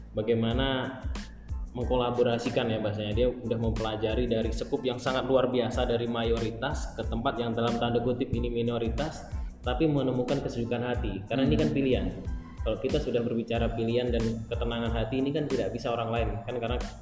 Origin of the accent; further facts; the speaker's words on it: Blitar, East Java, Indonesia; saya saya saya dari Blitar bro maksudnya saya dari Blitar